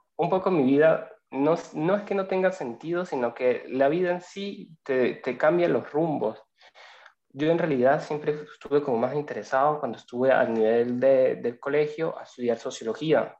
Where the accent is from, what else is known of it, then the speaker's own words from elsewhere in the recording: Venezuela; moved away as an adult; also born or lived in Sicily, Italy; now in Italy; Soy inmigrante, soy venezolano